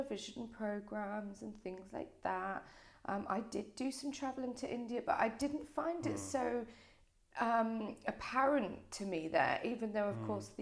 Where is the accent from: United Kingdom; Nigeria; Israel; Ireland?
United Kingdom; Brighton, South East England; also born or lived in Hove; I was born in the County Sussex Hospital in Brighton. Okay. So yeah, very much Brighton born and bred